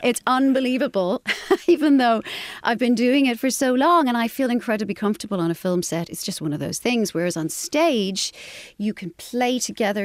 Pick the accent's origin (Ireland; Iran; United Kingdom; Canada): Ireland; Carrick-on-Suir, Munster; moved away as an adult; also born or lived in Dublin, Ireland; I grew up in Carrick in Shore in County Tipperary and, uh, had a very, you know, normal, lovely Irish upbringing.